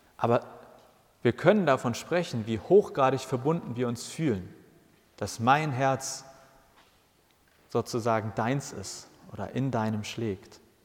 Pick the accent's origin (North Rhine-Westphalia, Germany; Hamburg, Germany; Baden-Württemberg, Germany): Hamburg, Germany; Ich bin in Hamburg geboren und ich habe alles in Hamburg gemacht